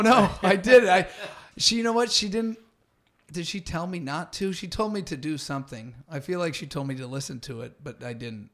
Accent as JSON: {"language": "English", "town": "Santa Rosa", "region": "California", "country": "United States", "also_born_or_lived": "Los Angeles", "moved": "as an adult", "lives_now": "Venice, Los Angeles, United States", "said": "I'm from Northern California originally"}